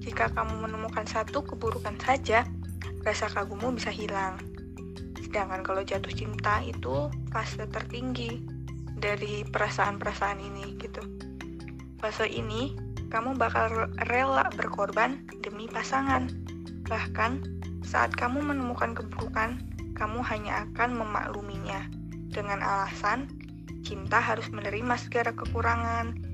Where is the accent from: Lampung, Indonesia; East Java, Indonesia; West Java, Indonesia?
Lampung, Indonesia; Aku lahirnya di Lampung, besar di Lampung, kuliah di Lampung.